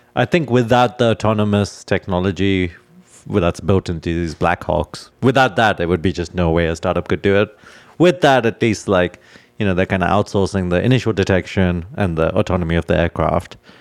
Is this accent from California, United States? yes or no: yes; California, United States; as a Californian